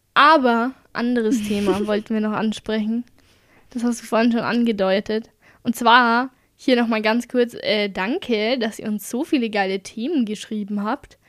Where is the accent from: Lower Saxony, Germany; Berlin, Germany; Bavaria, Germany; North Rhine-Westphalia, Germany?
Bavaria, Germany